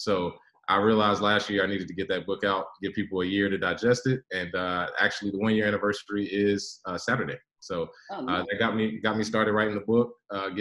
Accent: United States; I am a Black American with roots from Native Americans, the Lumbee and Cherokee tribes.

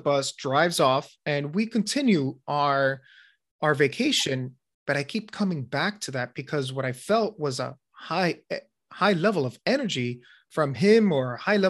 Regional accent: Miami, Florida, United States; I'm from Miami

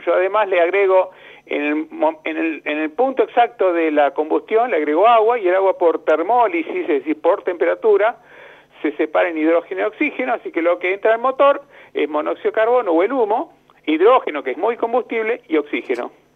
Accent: Banfield, Buenos Aires Province, Argentina; moved away; also born or lived in United States; yo nací en Estados Unidos, a los cinco años eh, vine a Argentina y de los cinco hasta que me recibí ingeniero, 25, 20 años viviendo ahí en Banfield

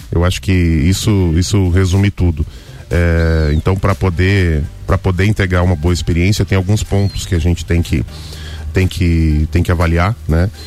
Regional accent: Lages, Santa Catarina, Brazil; Nós somos daqui. Então, 100% lagiana. É, nasceu lagiana, vai continuar sendo lagiana.

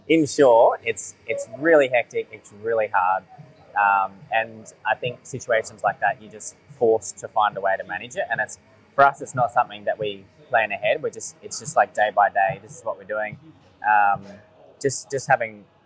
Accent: Sunshine Coast, Queensland, Australia; I was born down here on the Sunshine Coast, on Cubby Cubby Country

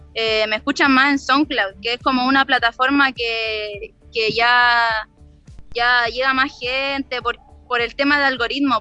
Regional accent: Villa Alemana, Valparaíso, Chile; also born or lived in Quilpué; Yo soy de Villa Alemana. Ya. Soy de Villa Alemana. Nací en Quilpué, pero vivo en Villa Alemana

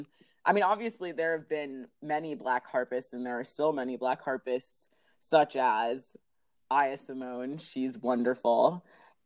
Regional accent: Los Angeles, California, United States; also born or lived in New York; I was born in New York and, like, have, you know, pretty strong roots in New York. My parents are both Caribbean. My dad is from Belize and my mom is from Haiti. And then we moved to LA when I was six. So, and, like, L.A. as in, like, View Park, Baldwin Hills area. And I actually still live there.

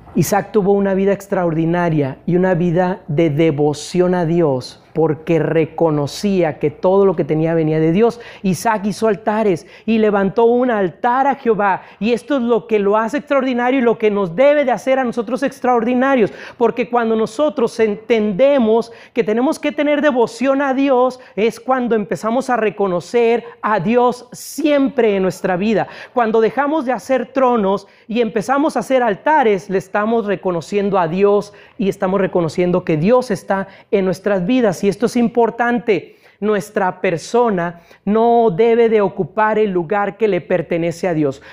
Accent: Ciudad Mante, Tamaulipas, Mexico; moved away; allá en mi ciudad natal, yo no sé si sepan que yo soy de Ciudad Mante

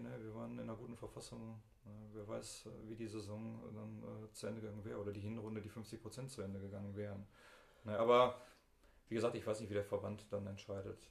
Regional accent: Bottrop, North Rhine-Westphalia, Germany; Ich bin im Eigen aufgewachsen

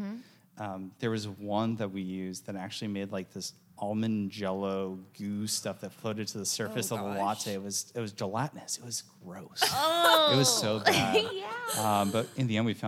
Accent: Wisconsin, United States; moved away; I'm originally from Wisconsin, so dairy and cheese flow through my veins

